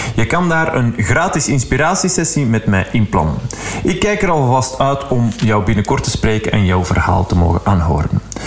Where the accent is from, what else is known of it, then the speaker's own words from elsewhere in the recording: Flanders, Belgium; zo zijn we dan als Vlaming